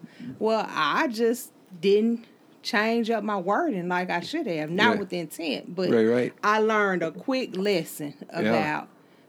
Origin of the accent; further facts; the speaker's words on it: Holly Springs, United States; moved away; I started teaching in Holly Springs because that's my hometown.